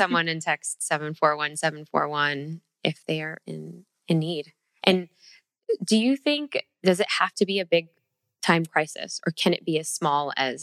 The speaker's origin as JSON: {"language": "English", "town": "Chicago", "region": "Illinois", "country": "United States", "said": "Midwest, Chicago girl right here"}